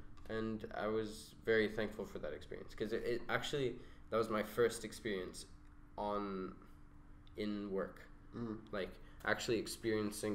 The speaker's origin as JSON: {"language": "English", "country": "Saudi Arabia", "tie": "born or raised there", "moved": "as an adult", "lives_now": "United Arab Emirates", "said": "I grew up in Saudi"}